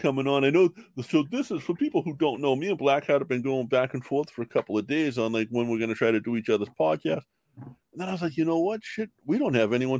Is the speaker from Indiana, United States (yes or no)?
no; Boston, Massachusetts, United States; That's why people doubt I'm from Southie.